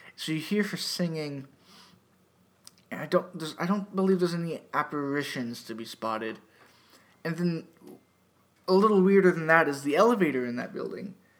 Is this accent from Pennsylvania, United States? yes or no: yes; Erie, Pennsylvania, United States; moved away; Erie, PA, my hometown